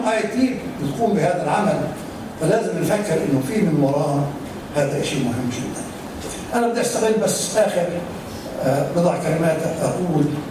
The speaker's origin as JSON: {"language": "Arabic", "country": "Palestine", "said": "عندنا في فلسطين احنا عندنا جامعات"}